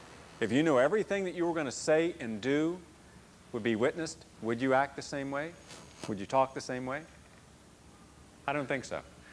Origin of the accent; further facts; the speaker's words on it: the South, United States; I wondered growing up in the South why so many educated people were still racist.